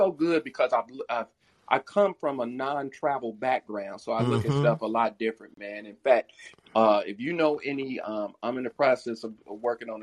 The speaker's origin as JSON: {"language": "English", "region": "Ohio", "country": "United States", "moved": "yes", "said": "I'm originally from Ohio"}